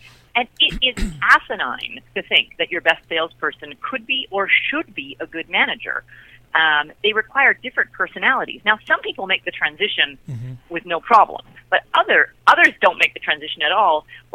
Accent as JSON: {"language": "English", "country": "Canada", "said": "I'm Canadian"}